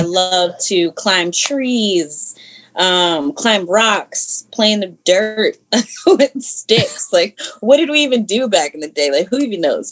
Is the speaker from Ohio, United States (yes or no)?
no; Columbia, Maryland, United States; also born or lived in Harrisburg, Pennsylvania; I definitely have grown up out here. Um, I would say in Howard County for sure